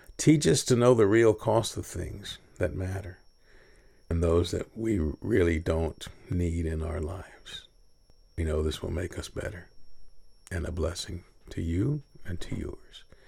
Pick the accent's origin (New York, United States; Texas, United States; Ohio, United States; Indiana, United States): Texas, United States; Kingsville; also born or lived in Houston, Texas; I'm proud to be from Kingsville, Texas, but at the age of thirteen, I moved to Houston